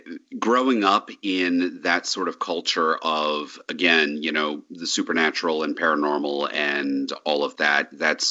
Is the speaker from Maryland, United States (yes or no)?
yes; Hagerstown, Maryland, United States; also born or lived in Baltimore area, Maryland / Ellicott City, Maryland; I'm a Maryland native, and I grew up in the Hagerstown area, that's Western Maryland, and moved to the Baltimore area